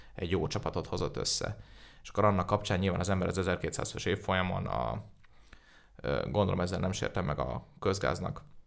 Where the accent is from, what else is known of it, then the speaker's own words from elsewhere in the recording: Budapest, Hungary; Én budapesti vagyok